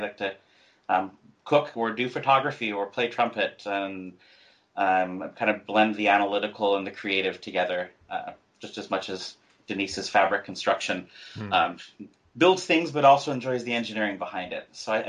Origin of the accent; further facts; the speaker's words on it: Alaska, United States; moved away; So, I grew up in really a log cabin. We didn't have running water